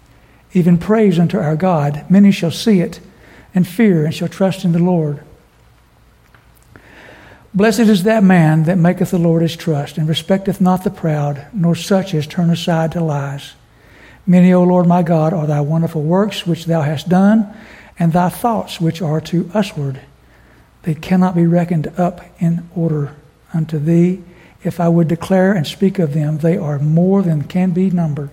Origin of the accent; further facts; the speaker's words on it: southern West Virginia, United States; also born or lived in Kimball, West Virginia / Roanoke; I spent the better part of my normal growing up early life in southern West Virginia between two counties of residence, Mercer and McDowell